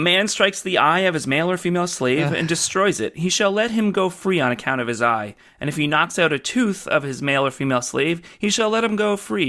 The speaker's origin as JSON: {"language": "English", "town": "Brockville", "region": "Ontario", "country": "Canada", "tie": "born or raised there", "said": "There's a Facebook group for my hometown of Brockville called like Brockville History or something"}